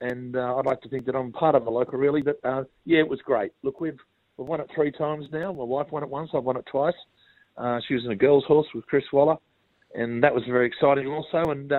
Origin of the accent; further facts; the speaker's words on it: Strathfield, New South Wales, Australia; also born or lived in Wagga Wagga, Australia / Junee, Australia; Look, I grew up in Strathfield. Went to school there for 9 years. But my mother's family have had a family property down Junee Way.